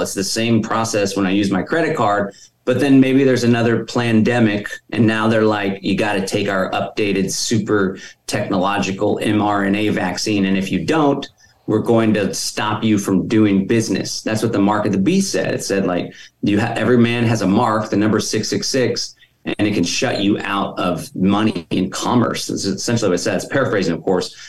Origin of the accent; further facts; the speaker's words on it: Austin, Texas, United States; I was born and raised in Austin